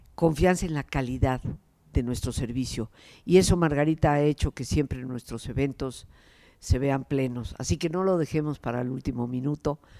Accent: Mexico; yo soy mexicana y vivía aquí

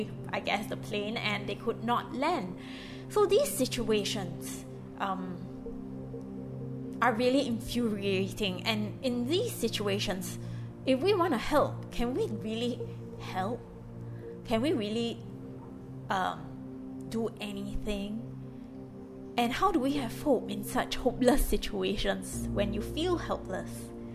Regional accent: Singapore; moved away as an adult; now in Lebanon; I'm a Singaporean and I live in Lebanon

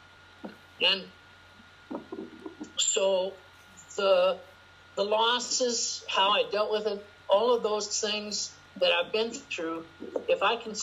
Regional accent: Spokane, Washington, United States; I was born in Spokane, Washington. It's my home.

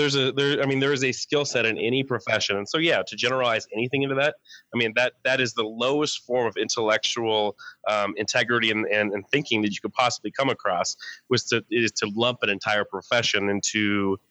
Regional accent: New Mexico, United States; also born or lived in Dallas; I am from New Mexico originally

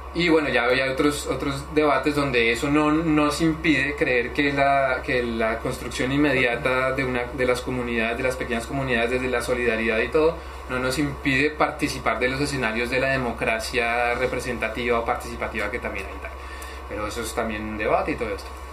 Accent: Bogotá, Colombia; soy de Colombia, de Bogotá

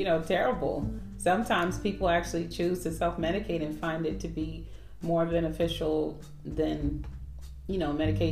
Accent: California, United States; I'm from California

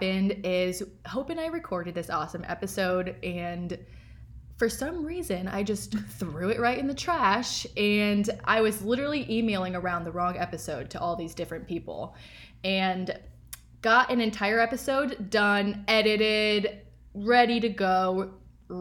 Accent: Iowa, United States; moved away; I grew up in Iowa, and the Iowa summers are so humid.

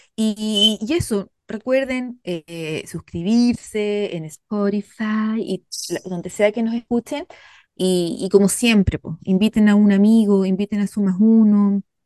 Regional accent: Santiago, Santiago Metropolitan Region, Chile; moved away as an adult; also born or lived in Dublin, Ireland; now in Isle of Man; yo como santiaguina

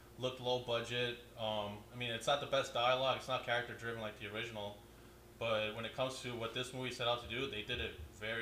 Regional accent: Northeast, United States; we're from Northeast

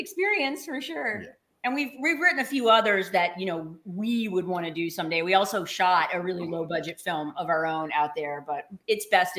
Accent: the South, United States; I'm from the South. LA is not really our bag.

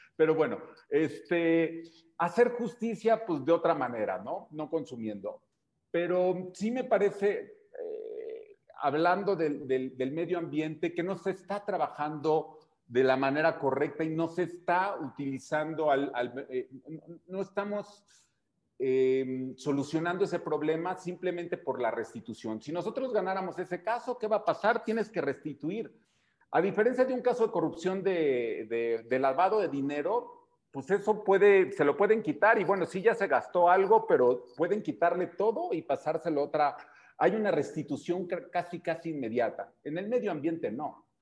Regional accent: Mexico; como mexicanos

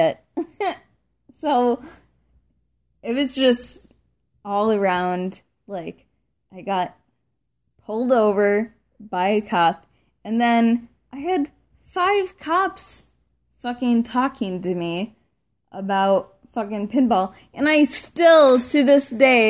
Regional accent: Buffalo, New York, United States; I'm from Buffalo

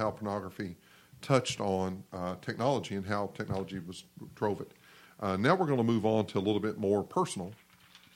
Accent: the Bible Belt, United States; we're all from the Bible Belt

